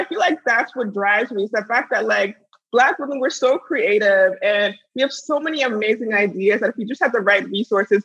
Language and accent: English; United States; also born or lived in Pittsburgh; I grew up here in the States, but, you know, I come from a, you know, very strong Nigerian background and heritage